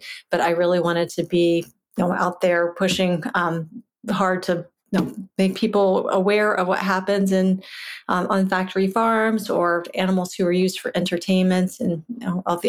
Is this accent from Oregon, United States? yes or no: no; Virginia, United States; I grew up in Virginia in a household where my father hunted